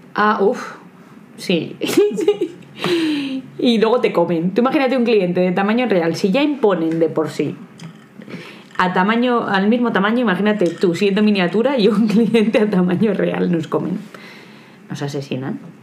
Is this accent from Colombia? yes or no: no; Aranda de Duero, Castile and León, Spain; en Aranda, de donde yo soy, Aranda de Duero